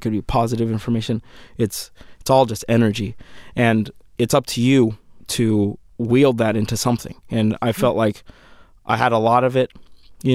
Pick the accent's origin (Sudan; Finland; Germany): Sudan; moved away; my home country of Sudan